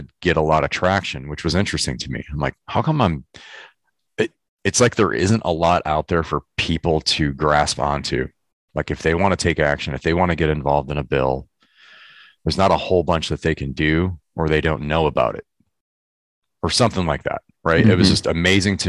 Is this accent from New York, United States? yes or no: no; Michigan, United States; moved away as an adult; now in California, United States; I grew up in Michigan. I live in California now, but I grew up in Michigan for 20 some years.